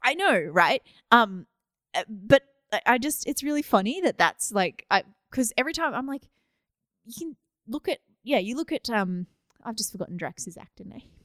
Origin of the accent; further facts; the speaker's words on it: Australia; I'm Australian